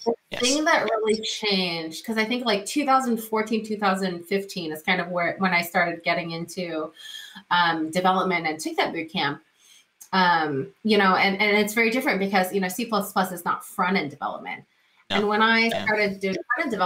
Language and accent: English; Silicon Valley, California, United States; I grew up in the Silicon Valley. Now, my elementary school was literally one block away from Apple's first headquarters